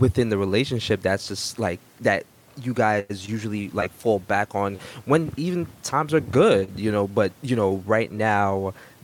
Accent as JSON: {"language": "English", "country": "Jamaica", "said": "as a Jamaican"}